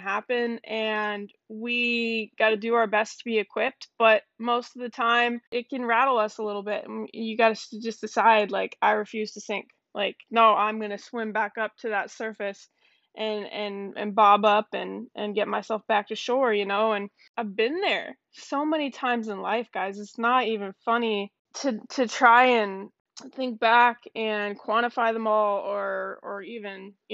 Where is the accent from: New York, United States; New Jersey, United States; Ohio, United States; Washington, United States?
Washington, United States; Seattle; also born or lived in Canada; I was born in Canada, moved to Seattle with my parents when I was about 7 years old